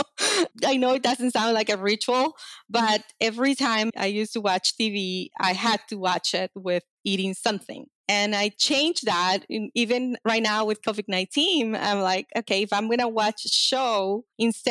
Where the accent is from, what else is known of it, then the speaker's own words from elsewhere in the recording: Venezuela; now in United States; I grew up in Venezuela, so all the songs were in Spanish